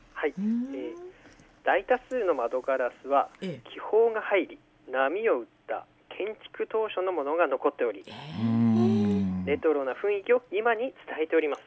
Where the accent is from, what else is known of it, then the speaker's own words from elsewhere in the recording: Owani, Aomori, Japan; now in Hirosaki, Japan; 南津軽郡大に町出身です、はい、弘前の高校大学に通いまして現在は弘前に住んでいます